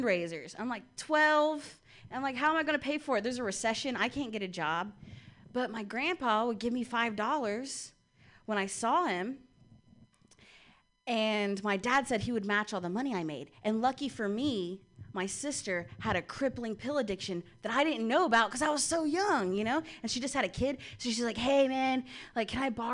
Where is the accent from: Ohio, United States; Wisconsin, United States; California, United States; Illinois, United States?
Ohio, United States; I'm from Ohio